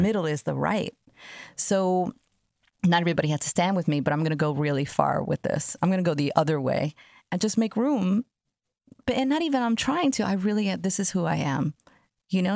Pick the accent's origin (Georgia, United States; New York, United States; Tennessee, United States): New York, United States; New York City; I grew up in Jamaica, Queens in a time where there was crack on the streets